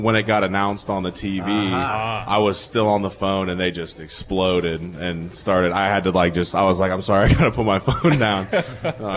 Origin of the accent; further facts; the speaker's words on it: Miamisburg, Ohio, United States; moved away as an adult; now in Green Bay, United States; I usually just say Dayton because nobody knows what Miamisburg is, which is really like the suburb of Dayton where I'm from